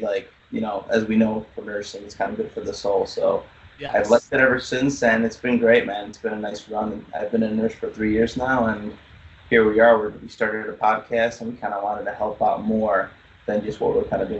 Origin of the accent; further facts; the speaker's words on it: Chicago, Illinois, United States; also born or lived in Poland; I came from Poland. I was an immigrant, came here when I was about 5 years old. Been in Chicago for the longest time since I've been born.